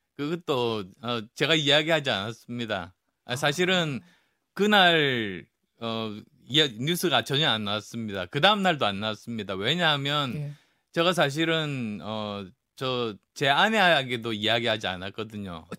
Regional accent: PK, Busan-Gyeongnam, South Korea; moved away; also born or lived in Yeongju, North Gyeongsang (ancestral roots); 제 고향인 PK

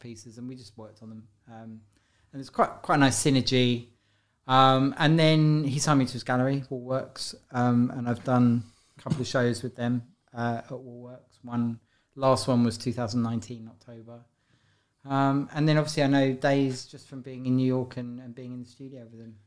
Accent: London, United Kingdom; also born or lived in Paris; I grew up in London. Um, I was born in Guy's Hospital in London Bridge

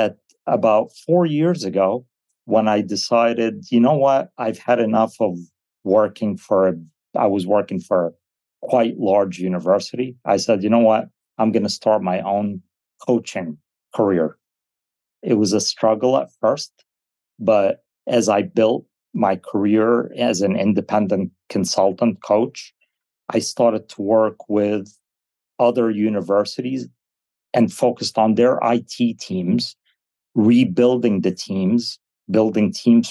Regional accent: United States; English is a second language; I wasn't born in the States. I came as 7 years old. So I've never considered English as my first language

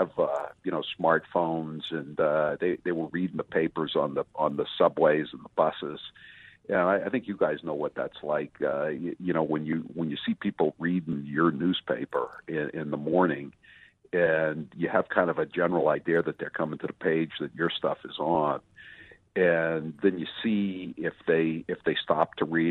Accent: Northeast, United States; also born or lived in Massachusetts; I grew up in the Northeast, so you know we had the Boston Record American

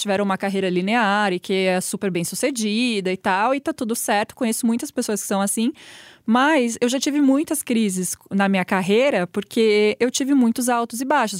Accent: Araraquara, São Paulo, Brazil; moved away as an adult; now in São Paulo, Brazil; eu sou de Araraquara, né, então me mudei

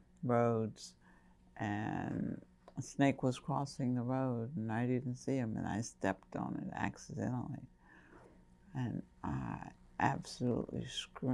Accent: Kingstree, South Carolina, United States; accent: Geechee; moved away; I grew up in King Street, in the country, on a farm.

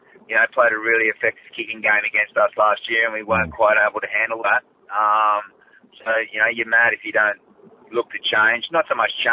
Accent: Australia; very proud just as an Australian

